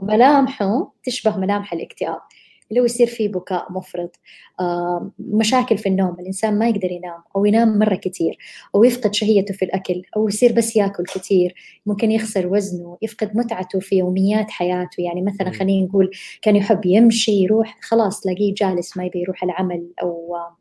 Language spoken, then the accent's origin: Arabic; Saudi Arabia; هنا بالوطن عندنا بالسعودية